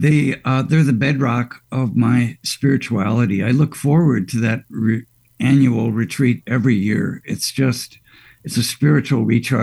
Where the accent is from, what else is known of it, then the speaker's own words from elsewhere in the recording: Glenview, Illinois, United States; also born or lived in Chicago; Initially, I grew up at St. Ferdinand's, and then we moved out to Glenview